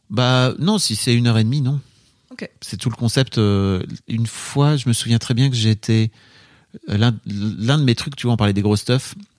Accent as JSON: {"language": "French", "area": "the North", "region": "Hauts-de-France", "country": "France", "said": "Je viens du Nord"}